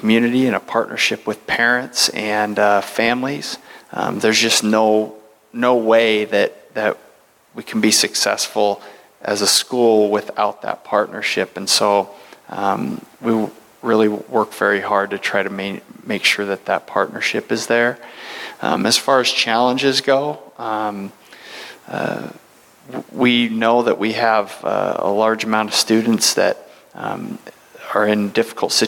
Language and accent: English; Centralia, Washington, United States; also born or lived in New York / Los Angeles; I grew up in Centralia, just down the road